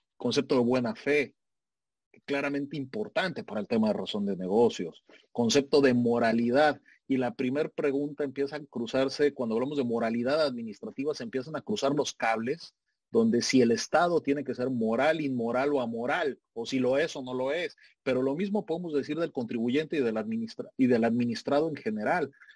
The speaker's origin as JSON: {"language": "Spanish", "country": "Mexico"}